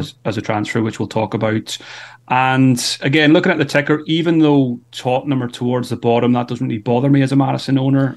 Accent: Ireland; being Irish

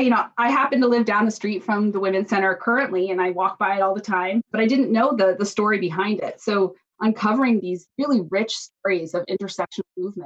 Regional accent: Cambridge, Massachusetts, United States; I grew up in Cambridge, and I went to public schools in Cambridge.

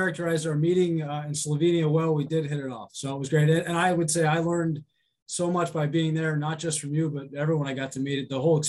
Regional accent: Pennsylvania, United States; also born or lived in California / Georgia / Ohio; California, Georgia, Ohio. I was born outside of Cleveland and a lot of Pennsylvania, though, growing up.

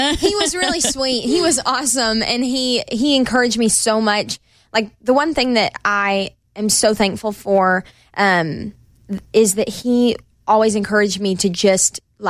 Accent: Knoxville, Tennessee, United States; Knoxville, my hometown

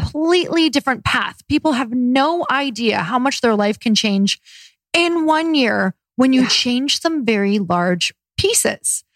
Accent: Michigan, United States; I'm from Michigan

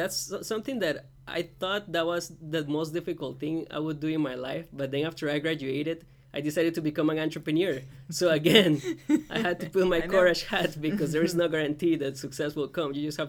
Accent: Costa Rica; also born or lived in North Georgia, United States; now in Savannah, United States; I came from Costa Rica, went to North Georgia, and then came down here to Savannah.

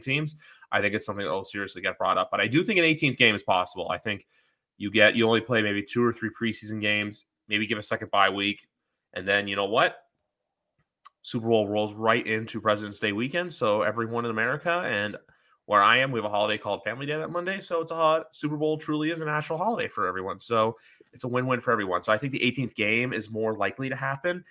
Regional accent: Toronto, Ontario, Canada; I'm from Toronto. So Buffalo is a close drive for me

